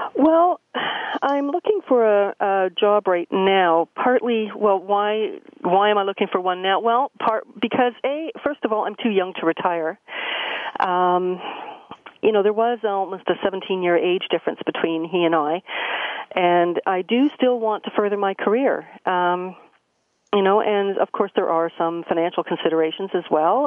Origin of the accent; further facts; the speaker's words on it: Peterborough, Ontario, Canada; also born or lived in London, Ontario; I was born and raised in Peterborough, Ontario